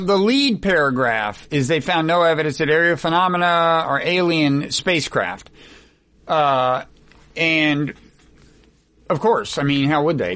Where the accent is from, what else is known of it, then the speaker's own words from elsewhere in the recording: Oklahoma, United States; I was born in Oklahoma